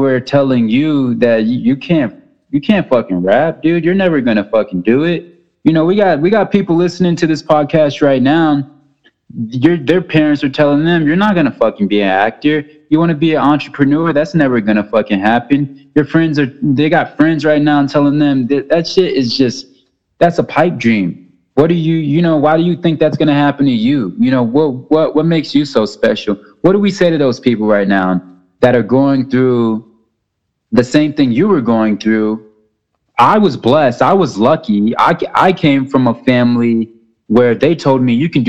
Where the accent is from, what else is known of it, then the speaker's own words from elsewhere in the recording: New Orleans, Louisiana, United States; growing up in New Orleans